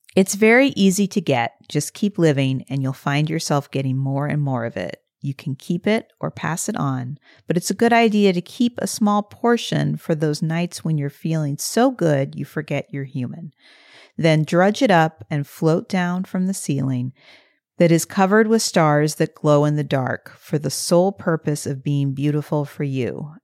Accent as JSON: {"language": "English", "region": "Midwest", "country": "United States", "tie": "born or raised there", "moved": "as an adult", "said": "I grew up in the Midwest for eighteen years"}